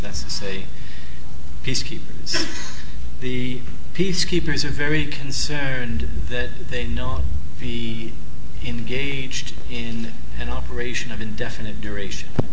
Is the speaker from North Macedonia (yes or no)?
yes; North Macedonia; I come from Macedonia